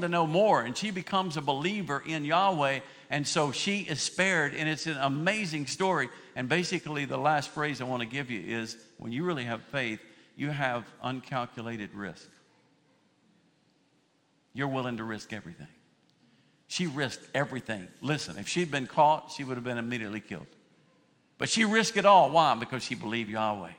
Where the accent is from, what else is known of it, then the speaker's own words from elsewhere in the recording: United States; I was born in the United States.